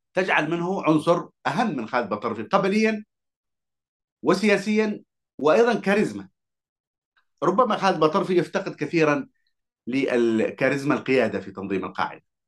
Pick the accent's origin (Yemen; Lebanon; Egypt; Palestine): Yemen; Hadhramaut; أنا كحضرمي